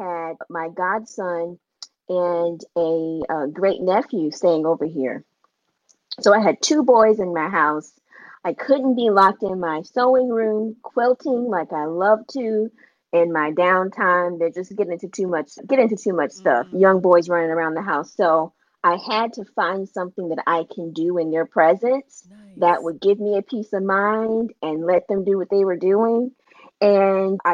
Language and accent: English; Virginia Beach, Virginia, United States; I'm from Virginia Beach, Virginia. But we call this area the 757